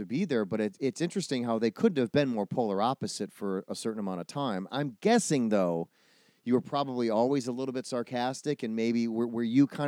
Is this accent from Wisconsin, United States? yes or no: yes; outside of Milwaukee, Wisconsin, United States; I grew up in outside of Milwaukee